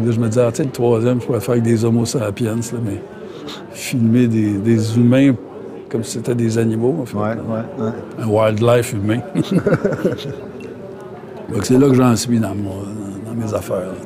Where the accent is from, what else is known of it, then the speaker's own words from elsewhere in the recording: Montreal, Quebec, Canada; born there; Moi, je, suis venu au monde à Montréal. Mais ça fait 40 ans que j'ai une cabane, pas loin du réservoir Basketong, Cabonga, ce coin-là.